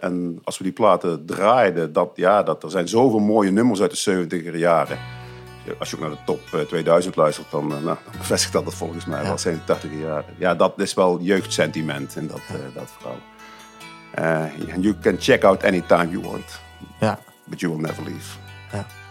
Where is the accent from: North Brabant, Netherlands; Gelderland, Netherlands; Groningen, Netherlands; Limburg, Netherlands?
North Brabant, Netherlands; Heeze; Ik ben eh, geboren en getogen en nog steeds woonachtig in Hezen onder de rook van Eindhoven